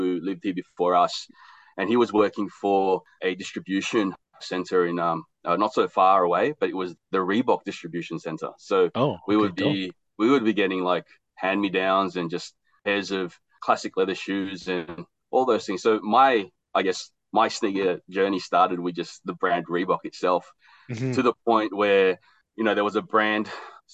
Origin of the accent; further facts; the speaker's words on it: Australia; also born or lived in Philippines; I was born in the Philippines and we migrated to Australia in the late 80s. So I'm an 80s baby, child of the 90s